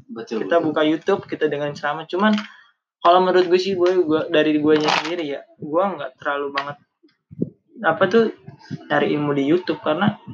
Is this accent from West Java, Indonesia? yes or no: no; Jakarta, Indonesia; Nih, kita orang Betawi nih nyari guru.